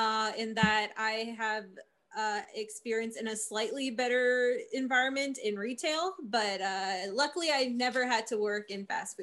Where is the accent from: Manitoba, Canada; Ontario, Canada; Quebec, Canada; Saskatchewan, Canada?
Manitoba, Canada; also born or lived in Alberta; everyone who's not Canadian assumes this. And I'm like, no, we get them in cartons and jugs where I'm from Manitoba. And even when I was in Alberta for like a hot minute, and by a hot minute, I mean like 5 months